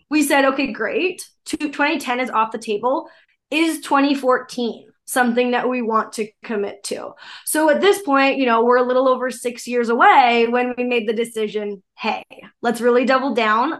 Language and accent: English; Canada; I'm Canadian.